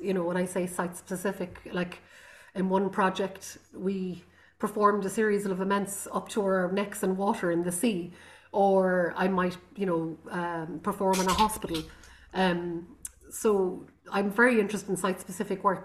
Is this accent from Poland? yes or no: no; Connemara, County Galway, Connacht, Ireland; first language Irish; English is a second language; also born or lived in Rome; I come from Connemara in the Gaeltacht in um, the west coast of Ireland, outside Galway, and it's a Gaelic Gaelic speaking